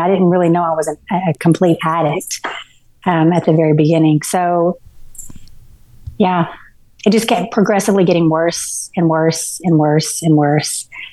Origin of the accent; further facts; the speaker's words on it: Garland, Texas, United States; also born or lived in Dallas, Texas / Mesquite, Texas; I grew up, I was born in Dallas and um, was pretty much raised in Garland, Texas